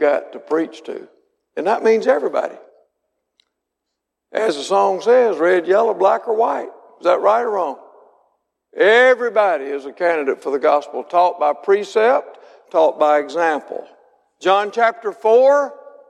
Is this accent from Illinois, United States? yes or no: no; Mississippi, United States; I was born and raised in Mississippi